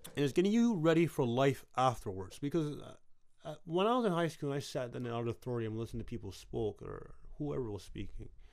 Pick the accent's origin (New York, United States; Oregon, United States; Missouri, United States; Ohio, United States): New York, United States; Brooklyn; Brooklyn's my hometown